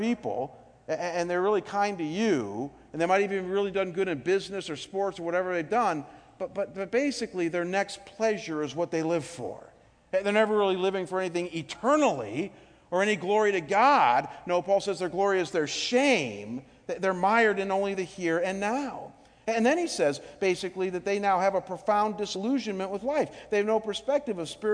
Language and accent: English; Cleveland, Ohio, United States; my hometown in Cleveland